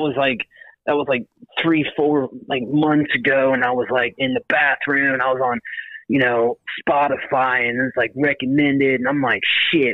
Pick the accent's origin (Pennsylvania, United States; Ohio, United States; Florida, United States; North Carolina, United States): Florida, United States; Naples; Oh, God, Naples.